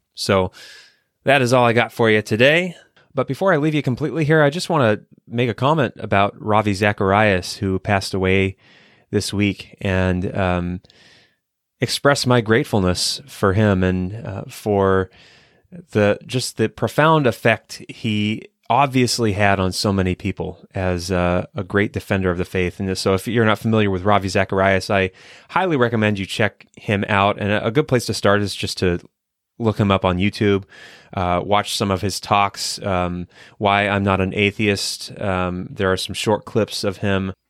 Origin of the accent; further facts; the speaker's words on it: Ohio, United States; at the Ohio State University, actually, uh, my home state